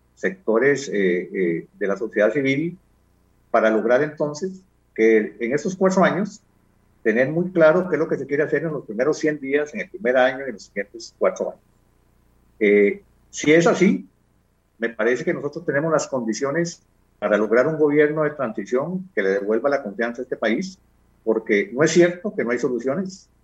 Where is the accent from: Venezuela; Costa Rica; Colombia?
Costa Rica; me defino como un costarricense